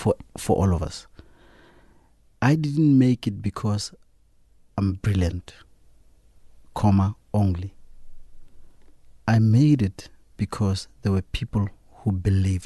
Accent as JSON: {"language": "English", "town": "Klerksdorp", "region": "North West", "country": "South Africa", "said": "Kuma in Klerksdorp."}